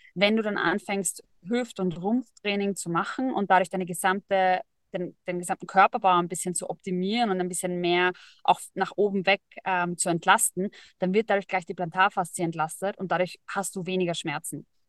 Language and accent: German; Vienna, Austria; Und ich komme ursprünglich aus Wien, geboren in Wien, immer schon in Wien, wollte immer raus, habe es nie geschafft